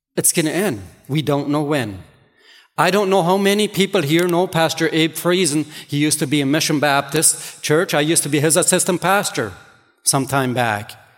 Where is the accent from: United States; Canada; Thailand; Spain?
Canada; Ontario; English is a second language; I grew up here in Ontario